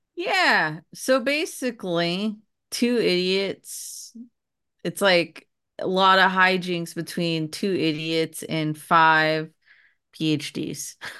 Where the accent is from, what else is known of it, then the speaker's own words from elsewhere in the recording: California, United States; moved away; I was growing up in California